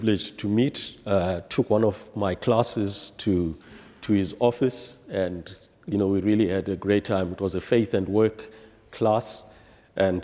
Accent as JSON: {"language": "English", "country": "Zimbabwe", "tie": "born or raised there", "said": "I was born in 1966 in Zimbabwe"}